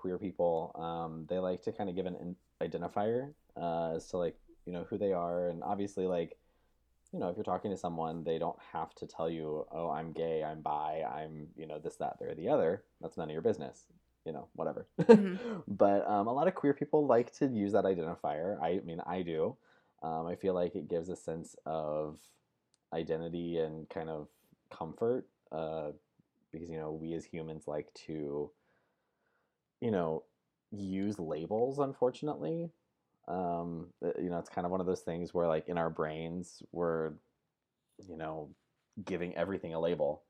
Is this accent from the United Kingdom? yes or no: no; Central Illinois, United States; also born or lived in Nashville, Tennessee; now in Brentwood, Tennessee, United States; I grew up in Central Illinois along with Steffi.